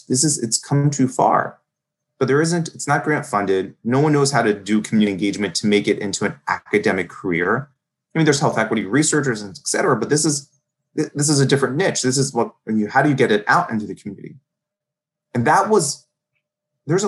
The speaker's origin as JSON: {"language": "English", "town": "Baltimore", "region": "Maryland", "country": "United States", "tie": "born or raised there", "said": "I'm from Baltimore. I'm born and raised in a heavy immigrant section"}